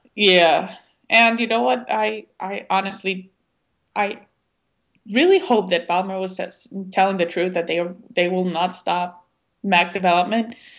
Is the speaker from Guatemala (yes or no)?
yes; Guatemala City, Guatemala Department, Guatemala; I have a little bit of an accent. I was born and raised in Guatemala City.